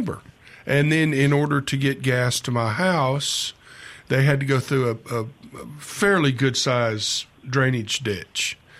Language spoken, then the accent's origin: English; Memphis, Tennessee, United States; I'm from Memphis as well